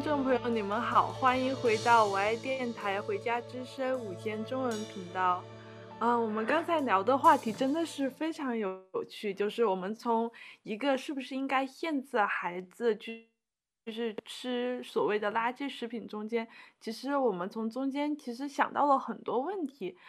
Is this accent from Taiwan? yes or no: no; China; 我们中国人常吃的